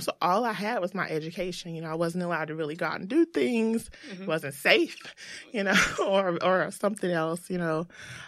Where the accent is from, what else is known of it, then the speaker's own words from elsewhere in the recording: the South, United States; So I grew up in the South.